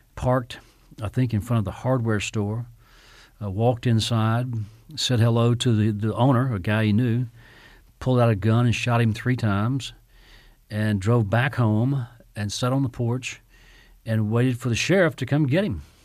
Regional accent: Mississippi, United States; very similar to the towns I grew up in in Mississippi when I was a kid

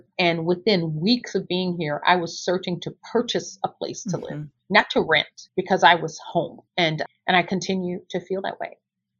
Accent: the South, United States; now in Chicago, United States; when they find out that I was from the South and I was in Chicago

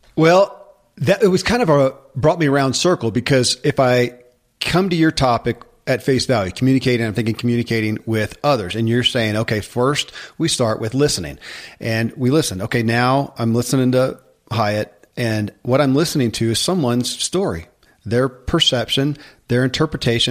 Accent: Kentucky, United States; born or raised there

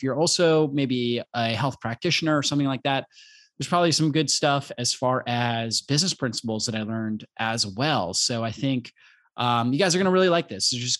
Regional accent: Pennsylvania, United States; also born or lived in Long Island, New York; I was born in Long Island, New York. My dad is from New York, from Long Island. My mom is from Buffalo, New York. My dad's, you know, he has the New York accent. We moved to Pennsylvania, the Poconos, when I was in my, about 6 years old.

